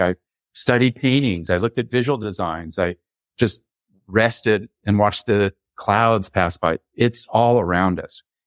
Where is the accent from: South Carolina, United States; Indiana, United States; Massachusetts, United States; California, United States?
California, United States; Los Angeles; I grew up in the late sixties in Laurel Canyon